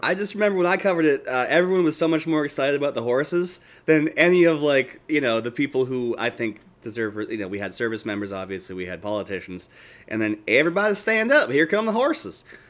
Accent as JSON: {"language": "English", "town": "Boston", "region": "Massachusetts", "country": "United States", "moved": "yes", "said": "coming from Boston"}